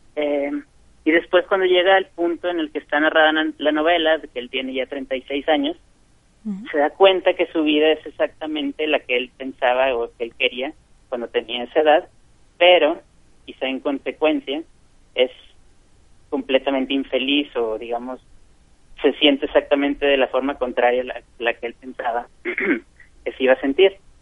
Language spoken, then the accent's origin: Spanish; Monterrey, Nuevo León, Mexico; moved away as an adult; also born or lived in Chile; soy, soy de Monterrey, yo nací aquí